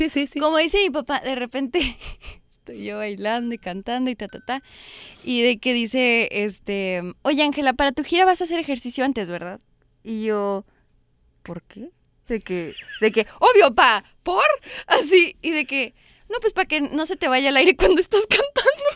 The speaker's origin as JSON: {"language": "Spanish", "country": "United States", "said": "se siente ser México-americana en este país"}